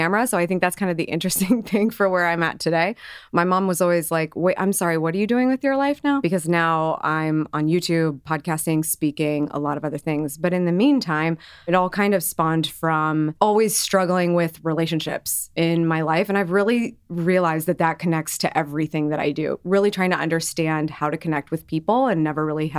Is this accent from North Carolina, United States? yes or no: no; Columbus, Ohio, United States; I'm from Columbus, Ohio. I grew up there. I never left.